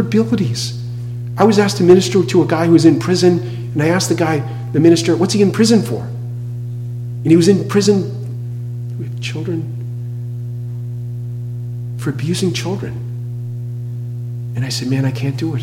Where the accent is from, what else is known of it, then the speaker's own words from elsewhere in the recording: New England, United States; moved away; I grew up in New England